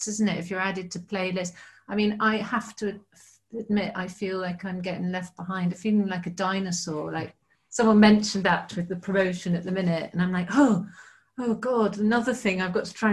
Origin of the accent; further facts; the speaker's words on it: United Kingdom; I'm very British